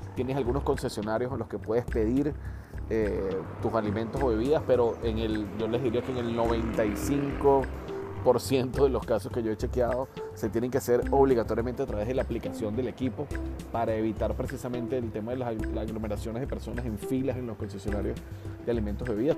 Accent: Venezuela; en mi país, en Venezuela

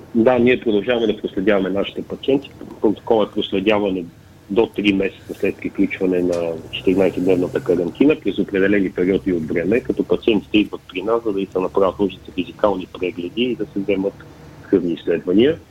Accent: Pleven, Pleven Province, Bulgaria; защото съм от Плевен

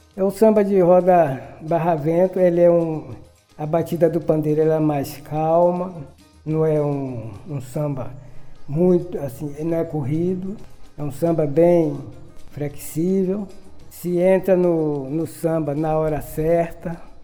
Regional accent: Cachoeira, Bahia, Brazil; Nasci em Cachoeira

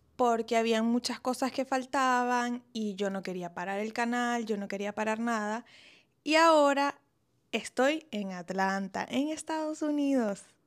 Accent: Venezuela; also born or lived in Italy; now in Colombia; los dos somos venezolanos

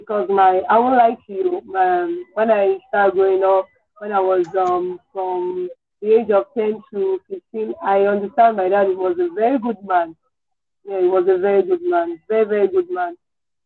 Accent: Ebonyi, Nigeria; I'm from Ebonyi State.

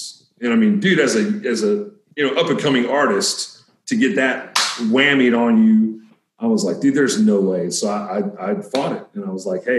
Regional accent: Fort Worth, Texas, United States; also born or lived in Abilene, Texas; I was born in Abilene, Texas. I was raised in Fort Worth in Cowtown

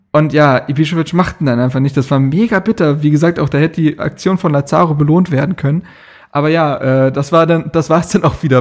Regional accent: Bremen, Germany; Aber äh, ja, ich glaube, als Bremer, ich weiß nicht, was ich danach gemacht hätte.

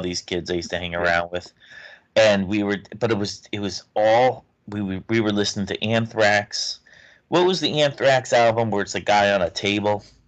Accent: New Haven, Connecticut, United States; We grew up in just outside New Haven, Connecticut

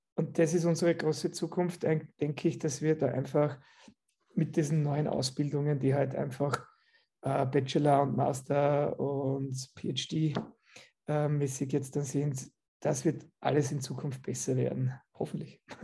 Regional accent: Austria; ich komme aus Österreich

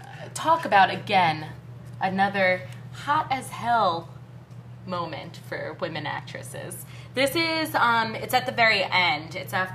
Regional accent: Jersey Shore, New Jersey, United States; also born or lived in West Village, New York City; I'm from the Jersey Shore

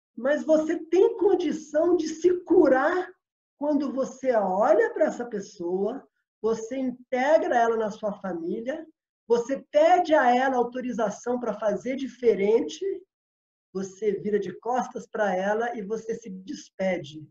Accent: Belo Horizonte, Minas Gerais, Brazil; moved away as an adult; also born or lived in Rio de Janeiro; Eu saí de, de Belo Horizonte, minha terra natal, para morar no Rio um pouco

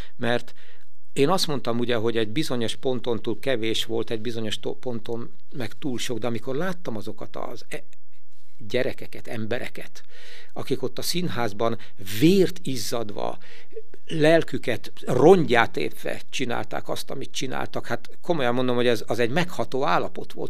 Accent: Veszprém, Veszprém County, Hungary; itt a saját szülővárosomban

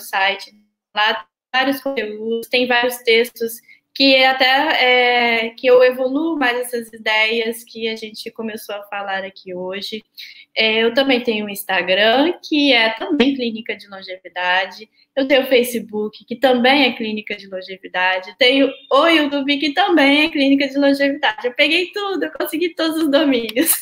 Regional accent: Vitória, Espírito Santo, Brazil; now in Rio de Janeiro, Brazil; na minha cidade natal, que é Vitória

